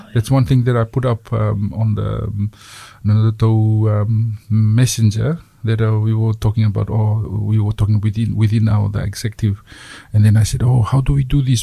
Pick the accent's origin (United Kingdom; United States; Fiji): Fiji; now in Dunedin, New Zealand; I grew up in Fiji.